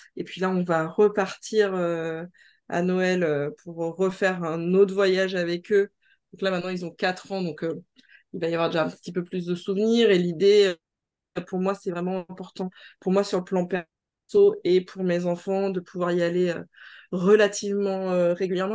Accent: France; je suis née en Hexagone

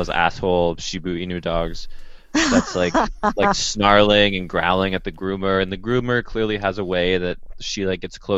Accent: Ottawa, Ontario, Canada; growing up in Ottawa

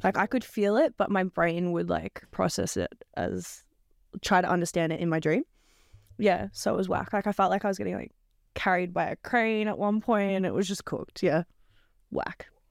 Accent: Melbourne, Victoria, Australia; I'm from Melbourne

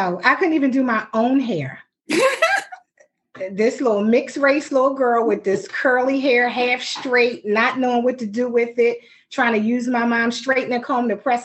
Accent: Philadelphia, Pennsylvania, United States; accent: North Philly; someone will still know by something that we say that we are from North Philly

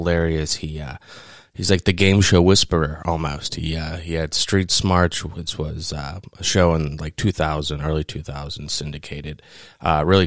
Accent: Pittsburgh, Pennsylvania, United States; I grew up in Pittsburgh. I'm still in Pittsburgh

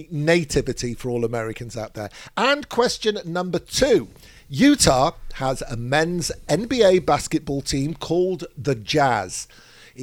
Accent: Manchester, North West England, United Kingdom; now in Israel; I grew up in Manchester, which is a very traditional religious Jewish community.

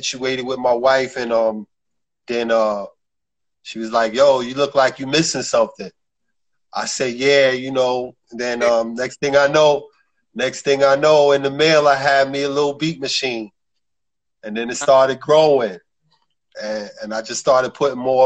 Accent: New York City, New York, United States; I'm from Brooklyn, New York, the borough

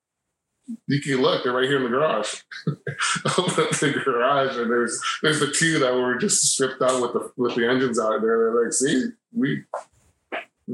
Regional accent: Los Angeles, California, United States; I grew up in Pacific Palisades, and that's the last little town where Sunset Boulevard hits Pacific Coast Highway

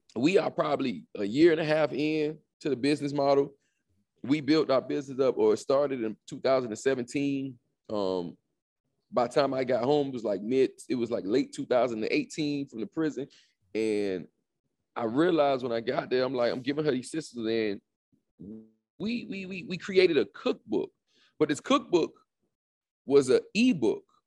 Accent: Opa-locka, Florida, United States; I'm from, um, born and raised in Miami, Florida. Um, more specific, Opelika

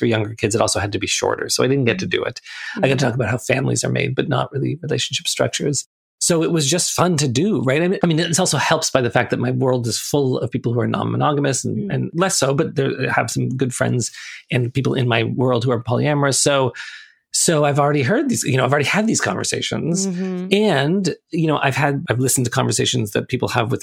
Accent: Toronto, Ontario, Canada; I grew up in Toronto, and Toronto is this very kind of diverse, multicultural city.

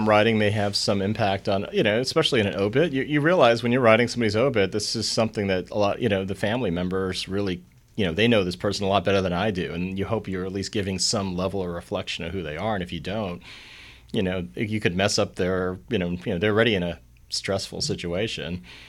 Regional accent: Long Island, New York, United States; I'm from Long Island, and I hung around a lot of Jewish people, so the word kvetch came out.

